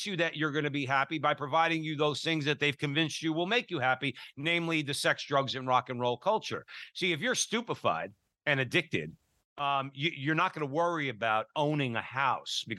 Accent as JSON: {"language": "English", "town": "Newark", "region": "New Jersey", "country": "United States", "said": "I'm an Italian from Newark"}